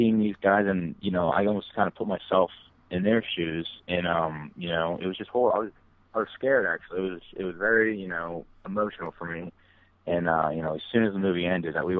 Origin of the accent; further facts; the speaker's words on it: Mars, Pennsylvania, United States; we're from Mars